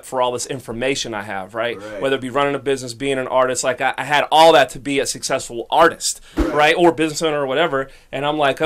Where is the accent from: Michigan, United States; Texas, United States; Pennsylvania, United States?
Pennsylvania, United States; Pittsburgh; I'm born and raised in Pittsburgh